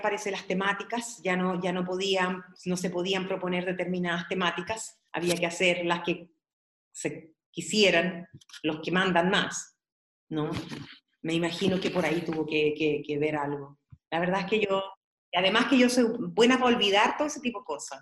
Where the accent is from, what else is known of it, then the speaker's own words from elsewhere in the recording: Peralillo, O'Higgins, Chile; also born or lived in San Fernando; Yo recuerdo donde yo nací. Era súper latifundista mi pueblo, Peralillo